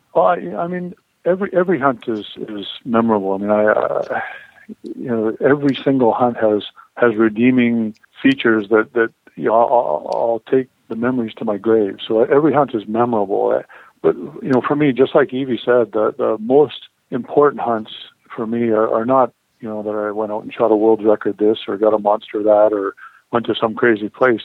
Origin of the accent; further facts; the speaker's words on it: Saskatchewan, Canada; that's what we grew up hunting in in Saskatchewan in Canada